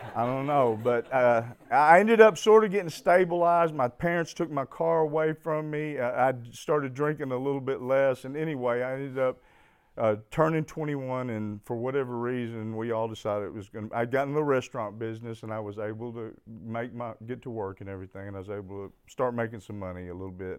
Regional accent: Fayetteville, Arkansas, United States; I was born in Fayetteville, Arkansas

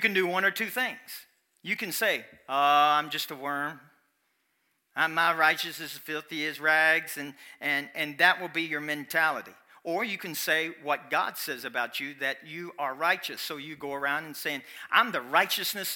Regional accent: Kentucky, United States; I'm from Kentucky, and my English won't be.

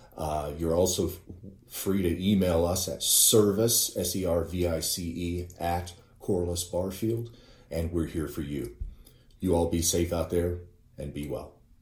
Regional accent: Northwest Missouri, United States; as a child growing up in Northwest Missouri

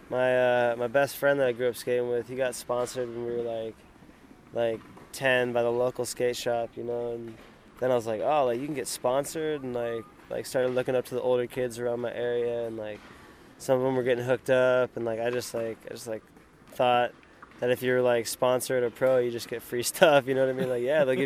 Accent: San Diego, California, United States; I'm from San Diego and I skateboard

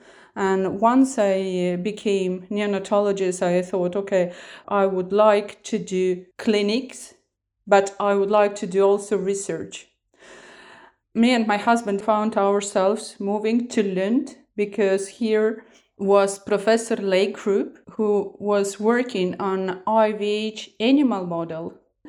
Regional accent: Estonia; English is a second language; I'm originally from Estonia. I started my medical studies at Tartu University.

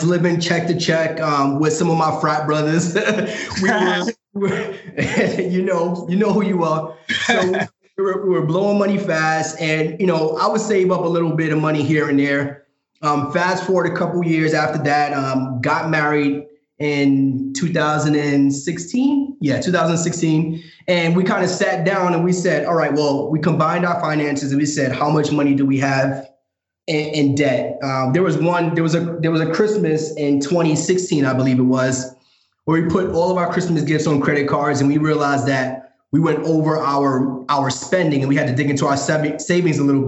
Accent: New York City, New York, United States; moved away as an adult; now in Dallas, United States; currently living in Dallas, Texas, born and raised in Brooklyn, New York

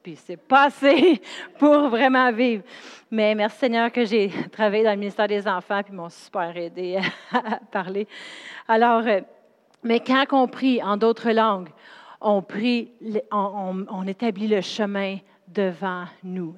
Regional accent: Drummondville, Quebec, Canada; moved away; also born or lived in Sherbrooke; je viens de Drummondville, c'est une ville où ce qui a rien

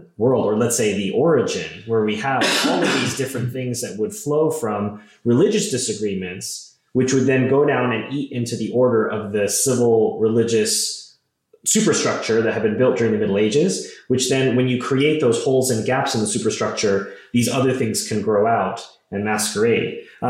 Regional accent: United States; I'm an American and I live in the modern world.

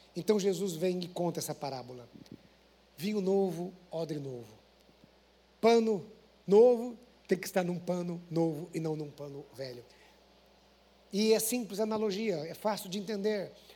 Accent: Paraná, Brazil; eu sou paranaense

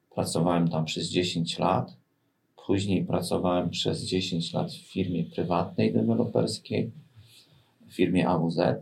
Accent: Bydgoszcz, Kuyavian-Pomeranian Voivodeship, Poland; jestem bydgoszczeninem, takim z krwi i kości. Co mam na myśli? no tutaj się urodziłem, tutaj się wykształciłem i tutaj pracuję

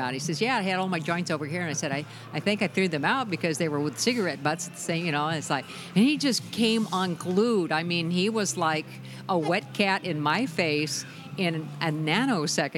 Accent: California, United States; I grew up in California

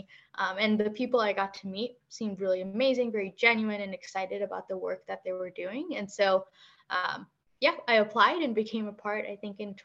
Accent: Chicago, Illinois, United States; also born or lived in California; I am originally from the Chicagoland area, born and brought up in a suburb up north

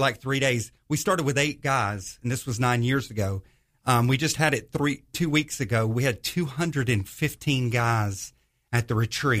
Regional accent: northwest Georgia, United States; moved away as an adult; also born or lived in Los Angeles, California / Charleston, South Carolina; now in Jacksonville, United States; when I was about eight years old, we moved to, um, the, uh, Georgia area, so kinda grew up there

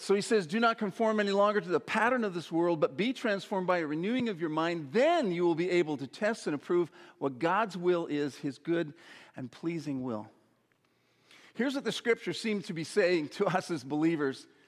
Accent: Saskatoon, Saskatchewan, Canada; When I was a boy growing up in Saskatoon, Saskatchewan

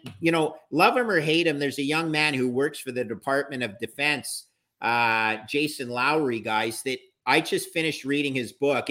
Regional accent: Canada; I'm a Canadian

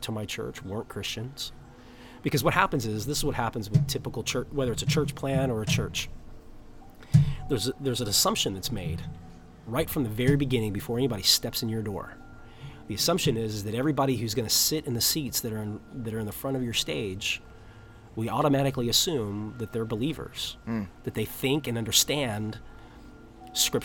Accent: San Diego, California, United States; I'm from San Diego. This is my home. I know the culture. I'm indigenous

